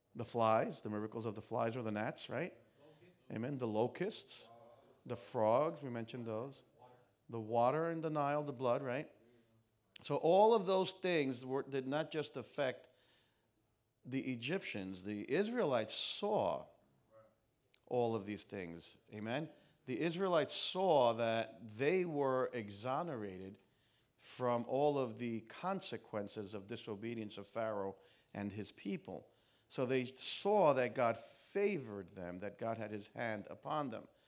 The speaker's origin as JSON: {"language": "English", "town": "New York City", "region": "New York", "country": "United States", "said": "I'm from Queens"}